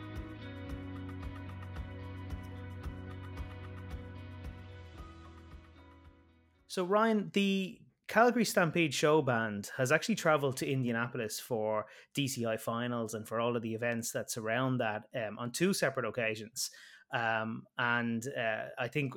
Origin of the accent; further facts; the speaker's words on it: Ireland; my home country of Ireland